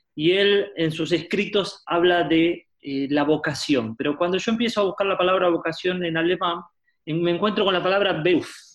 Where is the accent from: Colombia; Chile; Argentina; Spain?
Argentina; Buenos Aires; nací en la ciudad de Buenos Aires, Argentina, soy porteño